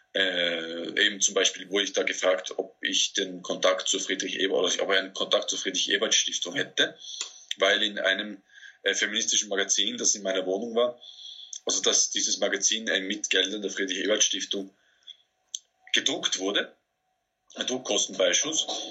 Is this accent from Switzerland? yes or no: no; Austria; mich als Österreicher